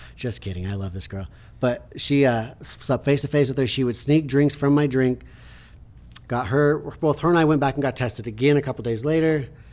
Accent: Preston, Idaho, United States; when they played that movie in my hometown, like, did a screening, Preston, Idaho

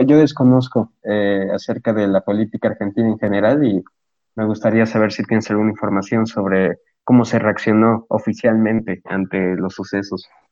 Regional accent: Mexico; yo como posicionista mexicano

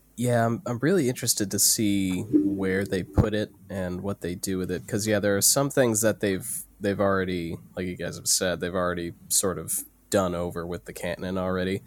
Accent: United States; I'm the American

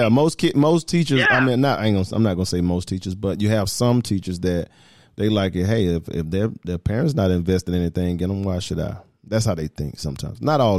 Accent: the South, United States; And again, I come from the South. So I didn't see a lot of this, not in Atlanta, but now I'm seeing a lot of it.

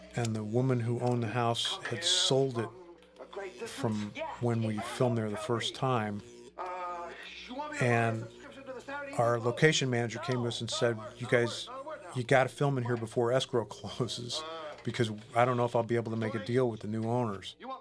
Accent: University City, Missouri, United States; my hometown, including, by the way, the uh, the Lions at Lions Estates, uh, the entrance to uh, University City, Missouri

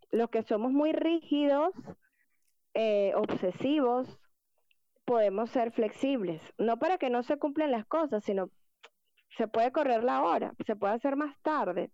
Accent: Venezuela; somos los venezolanos

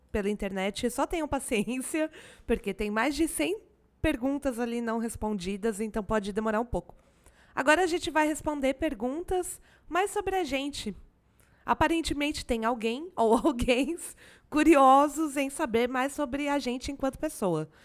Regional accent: Tatuí, São Paulo, Brazil; eu sou de Tatuí, cidade de ternura, interior de São Paulo. De vez em quando até meu sotaque original aparece aí.

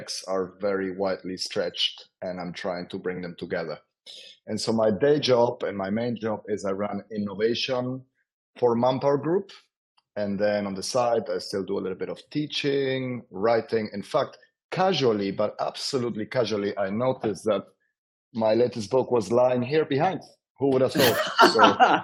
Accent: Argentina; moved away as an adult; now in London, United Kingdom; I was born and raised in Argentina

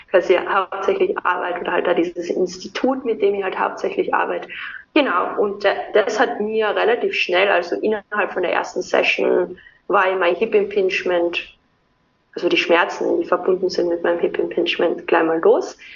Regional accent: Austria; also born or lived in Vienna; Ähm, ich komme aus Österreich, wie man immer unschwer an meinem Dialekt erkennen kann.

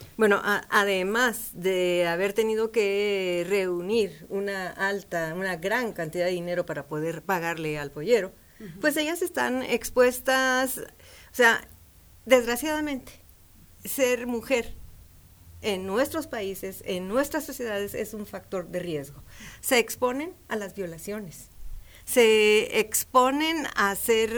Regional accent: Ciudad Juárez, Chihuahua, Mexico; Yo soy fronteriza. Yo soy de Ciudad Juárez, Chihuahua

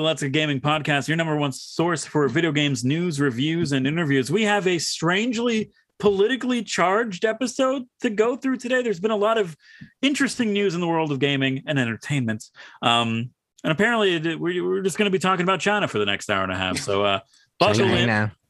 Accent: Canada; we're from Canada.

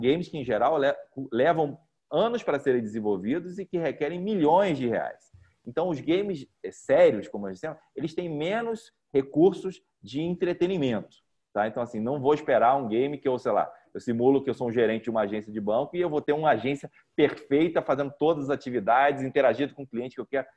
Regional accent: Rio de Janeiro, Brazil; moved away as an adult; also born or lived in São Paulo; now in Goiânia, Brazil; eu sou carioca e me, fiz, é, estudei né, a universidade em São Paulo. Morei em São Paulo durante 15 anos e estou em Goiânia há dois anos e meio

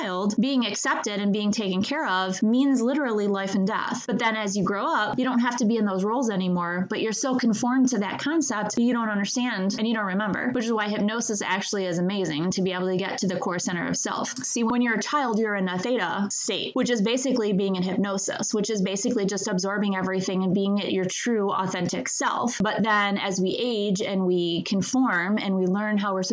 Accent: Michigan, United States; I grew up in Michigan

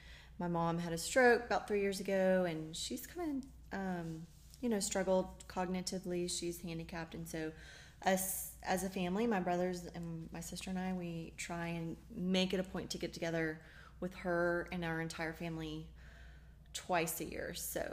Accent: Daytona Beach, Florida, United States; And my dad used to tow airplanes up and, you know, the banners up and down. I'm from Daytona Beach. He used to tow those banners.

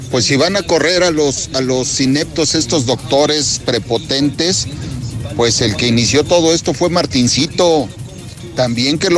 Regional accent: Zacatecas, Mexico; now in Aguascalientes, Mexico; Yo soy zacatecano. Trabajo aquí en Aguascalientes. Soy operador. Mi mamá es de Zacatecas.

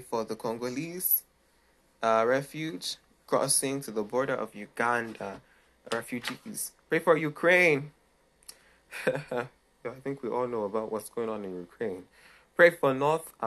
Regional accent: Nigeria; I come from Nigeria, so I love Nigeria.

